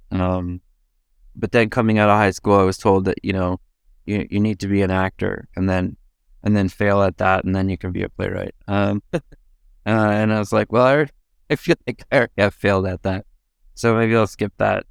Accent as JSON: {"language": "English", "town": "Edmonton", "region": "Alberta", "country": "Canada", "moved": "yes", "lives_now": "Toronto, Canada", "said": "I'm from Edmonton, but I live in Toronto."}